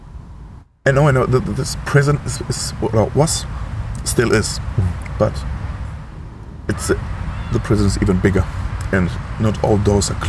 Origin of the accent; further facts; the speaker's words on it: Germany; at home, Germany